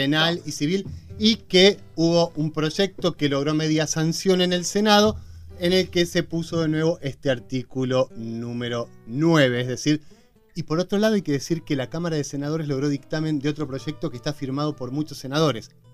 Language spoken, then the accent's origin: Spanish; Argentina; Somos solidarios los argentinos